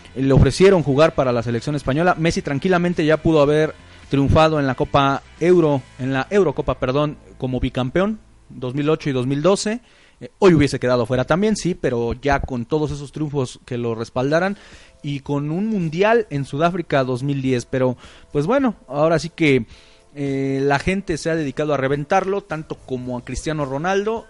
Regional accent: Mexico; aquí en México no somos españoles

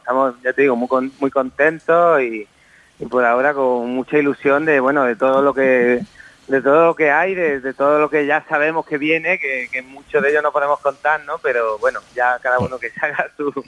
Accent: a village next to Torrenueva, Granada, Andalusia, Spain; Yo soy de un pueblo de al lado de Torrenueva

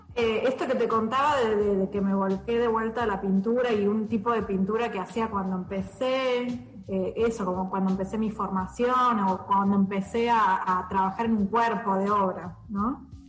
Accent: Buenos Aires, Argentina; yo soy de Buenos Aires

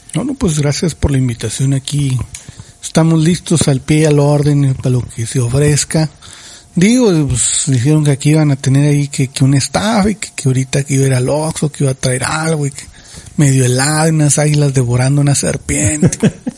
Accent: Ejido Michoacán de Ocampo, Baja California, Mexico; mi tierra natal con crepúsculos arrebolados llamado Ejido Michoacán de Ocampo de los Altos

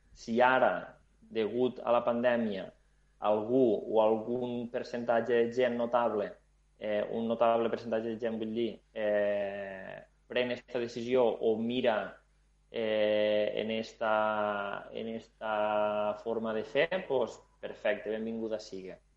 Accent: La Franja, Aragon, Spain; also born or lived in Tarragona; nosaltres som gent de Franja, som gent que vivim al sud, som gent que tenim lluny Barcelona

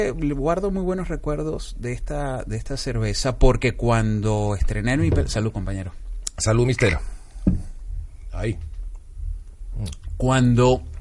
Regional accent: Panama; also born or lived in Venezuela; yo nací en, Venezuela, pero mi madre es panameña y toda mi infancia la hice en Panamá, con lo cual viví toda mi, infancia, adolescencia entre los dos países.

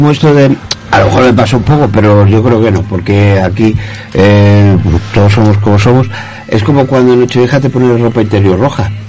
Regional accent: Zamora, Castile and León, Spain; yo soy de Zamora

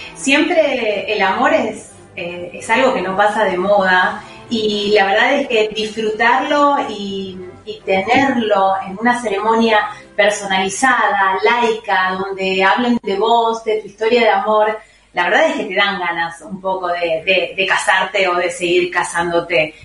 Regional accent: Buenos Aires, Argentina; somos de Buenos Aires, viajamos alrededor del país

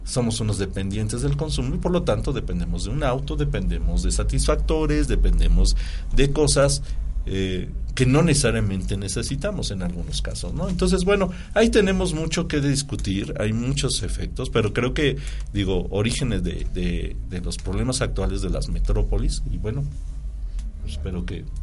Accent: Apizaco, Tlaxcala, Mexico; yo soy de Tlaxcala, soy de Apizaco, Tlaxcala y estoy allá vivo. Y vengo a dar clases aquí a Puebla.

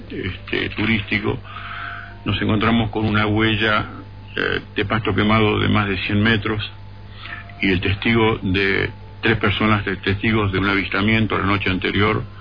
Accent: Buenos Aires, Argentina; born there; now in Capilla del Monte, Argentina; Para Capilla del Monte, que así se llama mi pueblo de adopción, porque yo nací en Buenos Aires

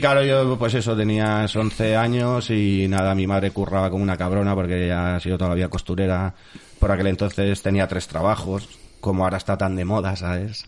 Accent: el Puerto, Valencian Community, Spain; Yo soy del puerto de toda la vida. Lo que pasa que yo nazco aquí, realmente nací en Valencia eh, mm, mis primeros años los viví en la calle Segorbe número 69

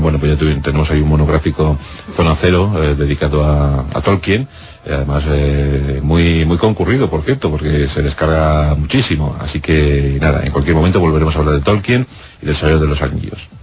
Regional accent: Spain; pulcros que somos en España

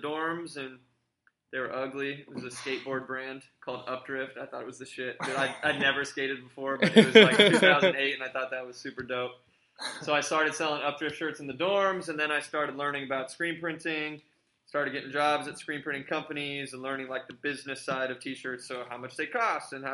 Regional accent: Portland, Oregon, United States; my hometown

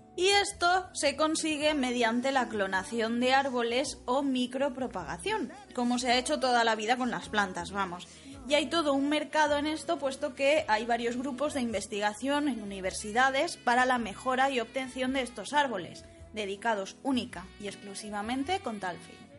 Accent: Valencian Community, Spain; somos los dos valencianos

